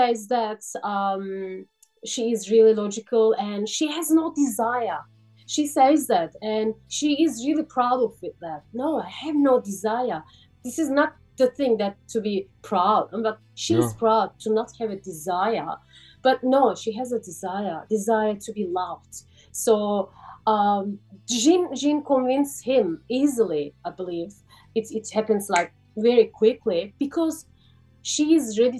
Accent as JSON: {"language": "English", "country": "Turkey", "second_language": "English", "moved": "as an adult", "lives_now": "Sydney, Australia"}